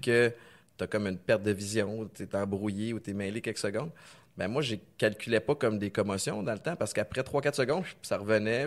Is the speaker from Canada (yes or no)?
yes; Canada; j'ai grandi au Canada